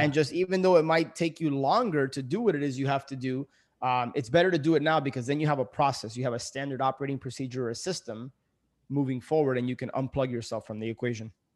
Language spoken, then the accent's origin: English; Miami, Florida, United States; also born or lived in New York City; I ended up moving back into my parents' house. So, I, I moved from New York City back to Miami.